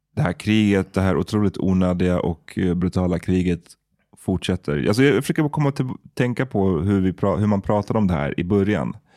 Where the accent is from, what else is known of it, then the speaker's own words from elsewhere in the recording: Stockholm, Stockholm County, Sweden; Farsta där jag växte upp